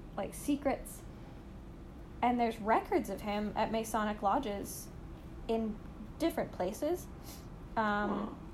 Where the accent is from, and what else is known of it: Canada